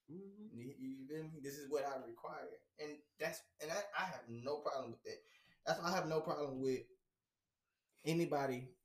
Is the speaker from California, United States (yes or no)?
no; Houston, Texas, United States; I'm from Houston.